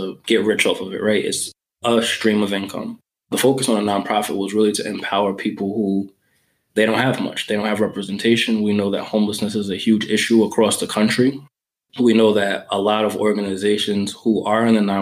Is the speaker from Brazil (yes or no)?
no; New York, United States; I grew up in New York